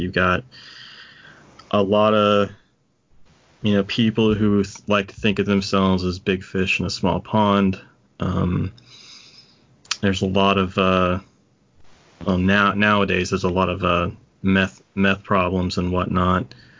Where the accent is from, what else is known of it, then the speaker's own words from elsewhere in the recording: Corbin, Kentucky, United States; Hey, Corbin, I'm like, Jeff Strand, what are you doing in my hometown?